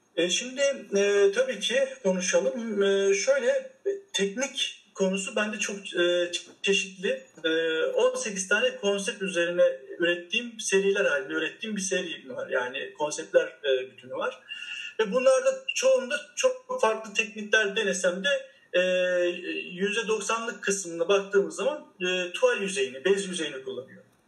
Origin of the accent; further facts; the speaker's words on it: Akşehir, Konya, Turkey; moved away as an adult; also born or lived in Istanbul; Ben 1981 e, Akşehir doğumluyum. Yani Konya Akşehir. ve ilk orta ve lise eğitimimi orada gördüm